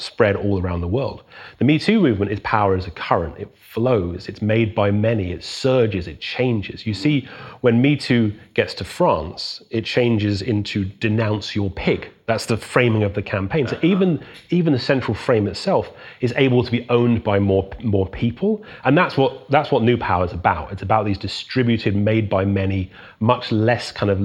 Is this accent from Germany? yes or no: no; South West England, United Kingdom; I was growing up in England